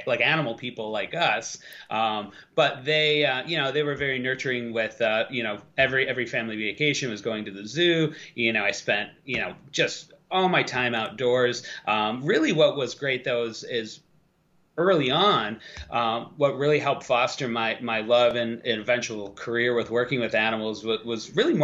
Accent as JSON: {"language": "English", "town": "Buffalo", "region": "New York", "country": "United States", "tie": "born or raised there", "said": "I grew up about 6 hours west of New York, in Western New York, kind of near the Lake Erie, the Buffalo Niagara Falls area"}